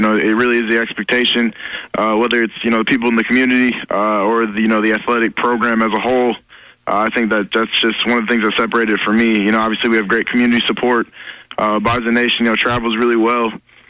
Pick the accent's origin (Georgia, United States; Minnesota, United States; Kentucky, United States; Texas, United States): Minnesota, United States; Marshall; moved away as an adult; now in Fargo, United States; I'm from Marshall, Minnesota. So it's about 3.5 hours, southwest Minnesota, which is also about 40 miles from South Dakota State.